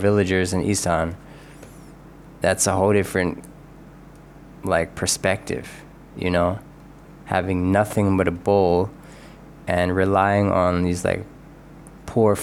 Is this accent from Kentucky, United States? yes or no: no; Philadelphia, Pennsylvania, United States; I grew up in Philly, which is a working class town.